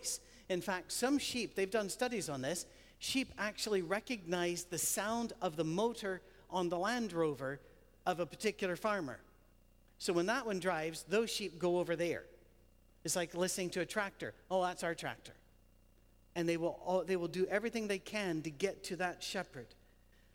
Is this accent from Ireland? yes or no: no; United Kingdom; we're British